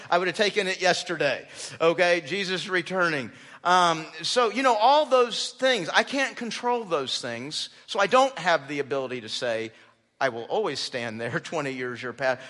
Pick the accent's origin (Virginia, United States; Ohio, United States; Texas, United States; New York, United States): Texas, United States; moved away; also born or lived in Phoenix, Arizona / South Carolina; We were mostly raised in Texas